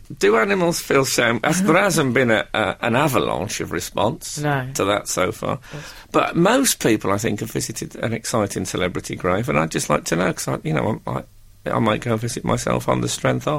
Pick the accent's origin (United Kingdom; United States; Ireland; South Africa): United Kingdom; West Bromwich, West Midlands; I'm not actually from Birmingham either. I'm from West Bromwich.